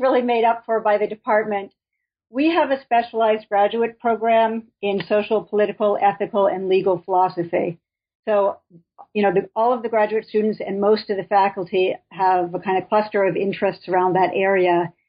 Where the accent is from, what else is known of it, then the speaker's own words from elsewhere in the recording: Boston, Massachusetts, United States; moved away as an adult; also born or lived in Minnesota; now in Binghamton, United States; I'm from the Boston area